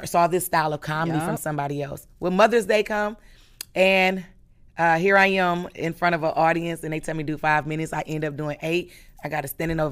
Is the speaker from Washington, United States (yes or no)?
no; Milwaukee, Wisconsin, United States; Milwaukee, Wisconsin, 53206